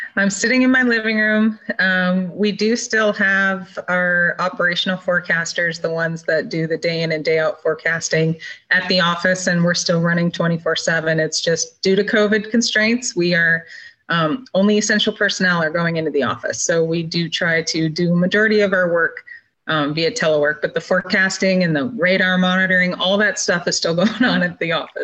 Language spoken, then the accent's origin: English; Minnesota, United States; also born or lived in Michigan / South Dakota / Oregon / Montana; now in California, United States; I was born and raised in Minnesota